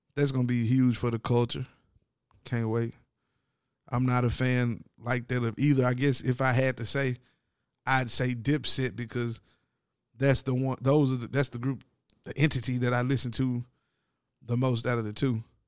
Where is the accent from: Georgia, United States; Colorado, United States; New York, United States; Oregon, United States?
New York, United States; Brooklyn; my hometown, Brooklyn